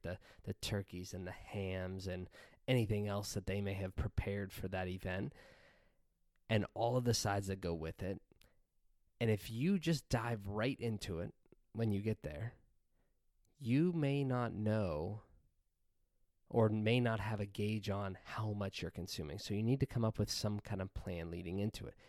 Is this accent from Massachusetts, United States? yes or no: no; Pennsylvania, United States; moved away as an adult; we recently relocated to Pennsylvania, back to my hometown